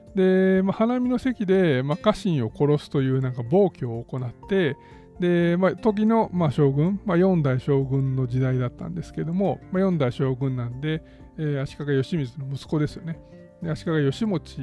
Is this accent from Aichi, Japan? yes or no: no; Kasai, Hyogo, Japan; うちの地元はま姫路の隣、笠井市っていうのは姫路市の隣なんですけども